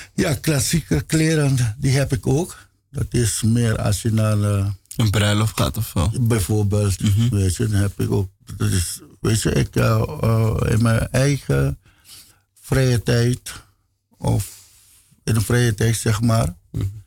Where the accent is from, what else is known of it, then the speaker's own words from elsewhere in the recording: Caribbean Netherlands; moved away; also born or lived in Aruba / Curaçao; ik ben eh, geboren op Aruba. Ik ben uh, mijn jeugdjaren had ik eh, gedaan op Bonaire.